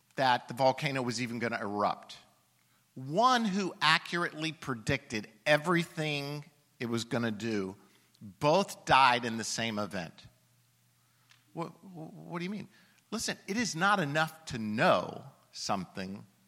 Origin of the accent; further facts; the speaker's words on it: Alabama, United States; I'm from Alabama